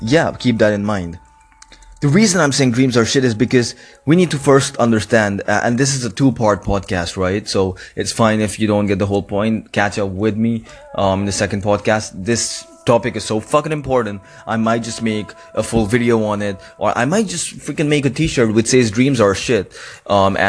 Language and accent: English; Karachi, Sindh, Pakistan; Karachi, which is my hometown.